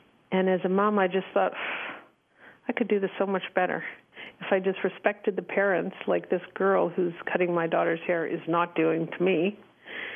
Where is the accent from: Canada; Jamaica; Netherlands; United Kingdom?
Canada; Montreal, Quebec; moved away as an adult; now in Calgary, Canada; So I currently live in Calgary, Alberta, Canada. I've been here since I was in my early 20s. We're originally from Montreal. I grew up in a typical family